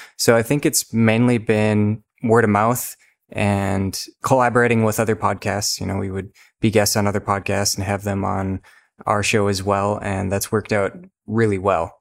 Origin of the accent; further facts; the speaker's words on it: Minnesota, United States; I'm from Minnesota